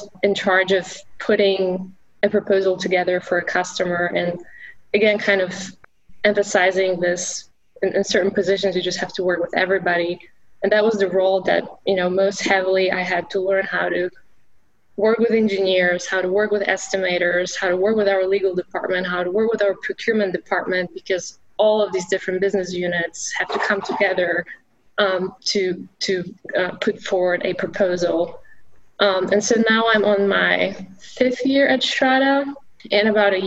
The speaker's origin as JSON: {"language": "English", "country": "Poland", "tie": "born or raised there", "second_language": "English", "moved": "as an adult", "lives_now": "United States", "said": "I grew up in Poland, so I was studying English"}